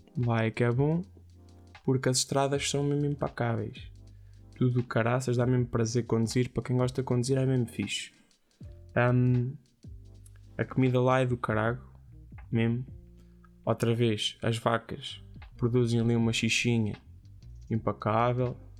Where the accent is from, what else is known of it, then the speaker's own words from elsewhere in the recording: Ourém, Santarém District, Portugal; é de Orém, é da minha terra